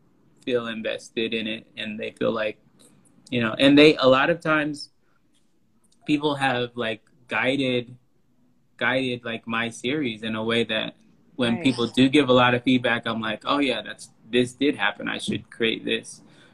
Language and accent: English; Houston, Texas, United States; Houston, Texas.